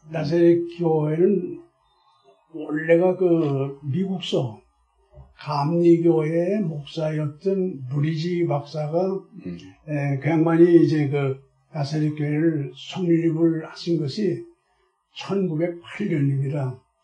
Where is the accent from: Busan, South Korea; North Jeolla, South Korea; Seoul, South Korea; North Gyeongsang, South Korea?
Seoul, South Korea; also born or lived in Goesan, North Chungcheong; 괴산에서 태어나긴 태어났지만은 다섯 살 때 올라왔기 때문에 거기 기억은 하나도 없어요. 네. 그 다음에 이제 서울 올라와서 성장을 했기 때문에